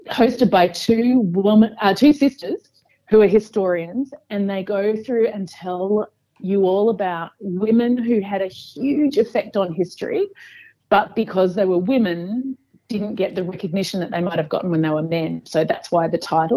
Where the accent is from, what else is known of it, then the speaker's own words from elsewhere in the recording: Perth, Western Australia, Australia; moved away as an adult; also born or lived in Germany / New York City / San Francisco; I'm from Perth.